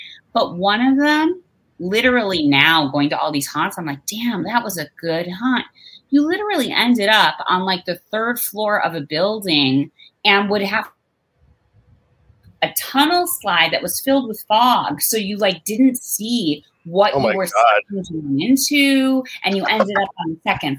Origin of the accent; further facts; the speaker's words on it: Chicago, Illinois, United States; moved away; I'm from Chicago. There were never any good haunts in the city. When I was growing up, you had to go outside the city, to the borders of Wisconsin or Indiana to find the good haunts, in the cornfields and stuff.